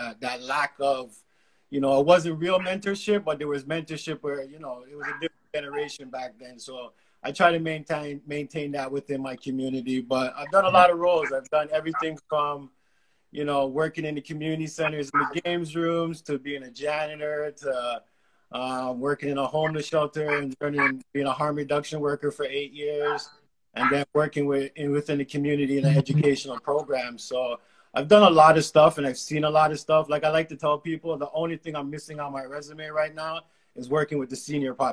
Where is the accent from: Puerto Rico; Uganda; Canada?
Canada; Toronto, Ontario; grew up in Toronto, grew up in the downtown area, grew up in Regent Park, born and raised in Regent Park